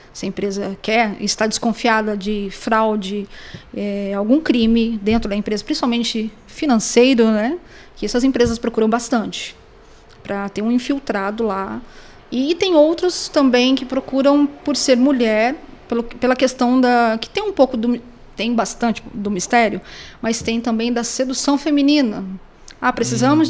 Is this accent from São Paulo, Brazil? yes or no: yes; Pindamonhangaba, São Paulo, Brazil; Mas eu sou de Pindamonhangaba, inclusive a única detetive de Pindamonhangaba